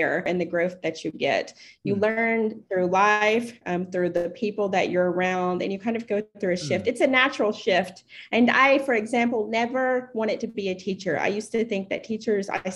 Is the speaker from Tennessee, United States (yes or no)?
yes; East Tennessee, United States; moved away as an adult; also born or lived in Chicago, Illinois; now in Saudi Arabia; I am an American. I am originally from East Tennessee